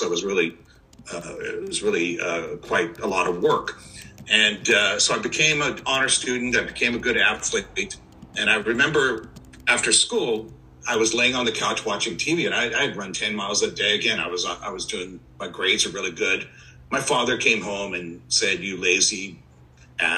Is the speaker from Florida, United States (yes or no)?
no; Orange County, California, United States; I'm actually not from San Diego. I'm actually from Orange County, California